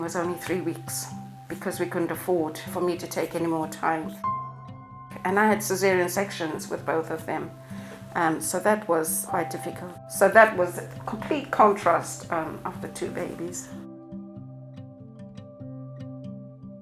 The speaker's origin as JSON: {"language": "English", "country": "Zimbabwe", "moved": "yes", "lives_now": "England", "said": "I'm from Zimbabwe originally"}